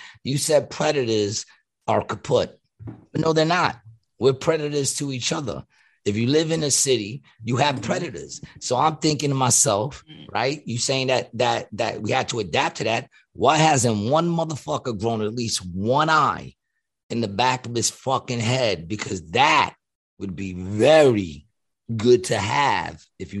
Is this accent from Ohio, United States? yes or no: no; New York, United States; I grew up in New York